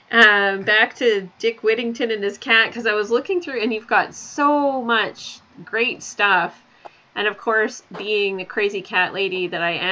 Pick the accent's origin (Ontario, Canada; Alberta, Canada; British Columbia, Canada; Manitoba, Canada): Alberta, Canada; Calgary; Calgary is my hometown